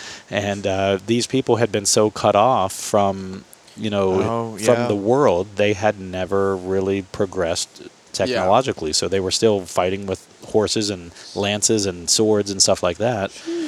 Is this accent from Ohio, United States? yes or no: yes; Ohio, United States; accent: southeastern Ohio; moved away as an adult; now in Columbus, United States; I've been living in Columbus since I was 18. I've lost most of my southeastern dialect, my accent, if you will.